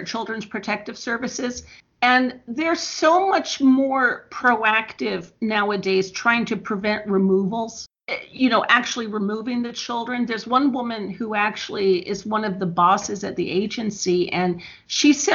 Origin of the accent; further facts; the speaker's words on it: Bloomington, Indiana, United States; also born or lived in Chicago, Illinois; I was born in Chicago, but I grew up in Bloomington